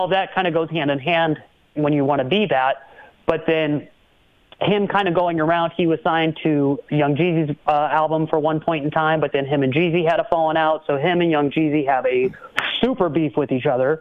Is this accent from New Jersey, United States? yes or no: no; Madison, Wisconsin, United States; growing up in Madison